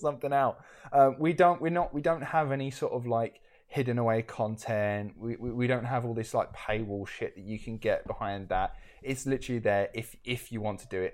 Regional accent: United Kingdom; we're from the United Kingdom

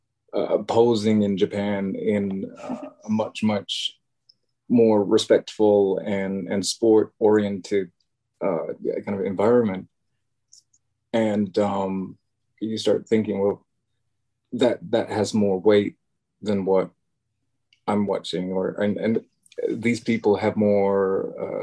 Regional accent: Cambridge, East of England, United Kingdom; now in Bilbao, Spain; I am from Cambridge, England. I live in the north of Spain right now. I live in Bilbao

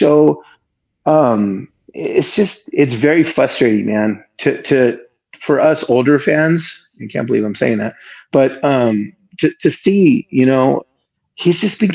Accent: San Jose, California, United States; now in Boise, United States; Originally from San Jose, California, but I live in Boise, Idaho now

